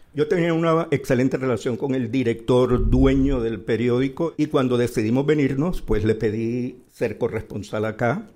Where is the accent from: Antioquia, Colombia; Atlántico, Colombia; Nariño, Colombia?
Atlántico, Colombia; Barranquilla; moved away as an adult; now in Madrid, Spain; en mi ciudad natal que es Barranquilla